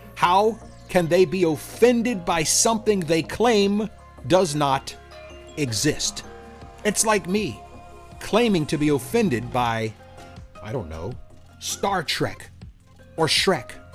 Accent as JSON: {"language": "English", "region": "the South", "country": "United States", "accent": "slight southern", "said": "my slight southern accent"}